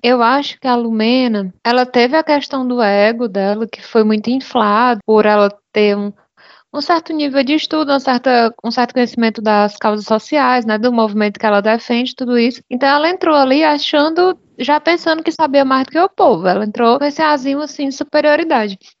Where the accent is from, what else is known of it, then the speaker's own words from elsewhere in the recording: Fortaleza, Ceará, Brazil; sou aqui de Ceará de Fortaleza